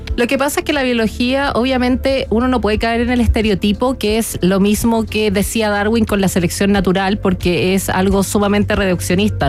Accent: Chile; muy orgullosa como chilena

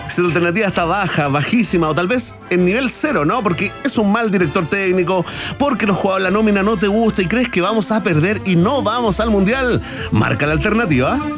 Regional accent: Chile; Soy chileno en el fondo

